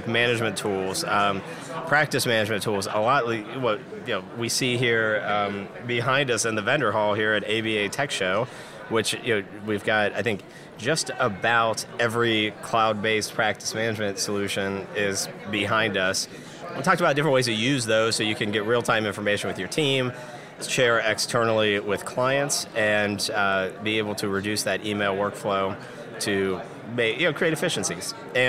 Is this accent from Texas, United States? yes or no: no; Dayton, Ohio, United States; I'm from Dayton, Ohio, the hotbed of innovation, and we're first in flight.